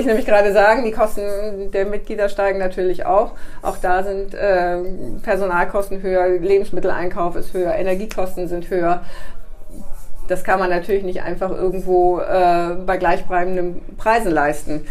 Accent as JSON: {"language": "German", "town": "Karlsruhe", "region": "Baden-Württemberg", "country": "Germany", "tie": "born or raised there", "moved": "yes", "lives_now": "Bremen, Germany", "said": "mein Geburtsort ist Karlsruhe. Ich bin tatsächlich gebürtig ein Südlicht bin aber schon seit über 40 Jahren hier im Norden"}